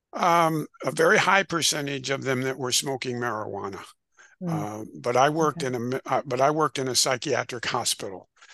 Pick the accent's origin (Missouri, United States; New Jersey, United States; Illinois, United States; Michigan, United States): Illinois, United States; I'm originally from Illinois. Uh, in the Midwest in the United States